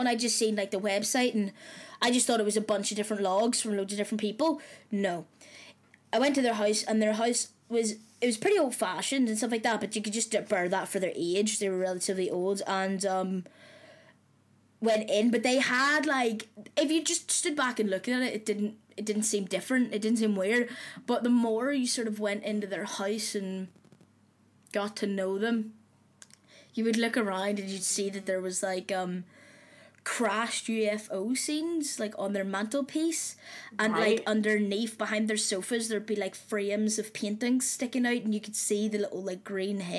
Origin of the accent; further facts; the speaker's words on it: Belfast, Northern Ireland, United Kingdom; accent: Irish; moved away; I'm from Belfast, I just go to uni here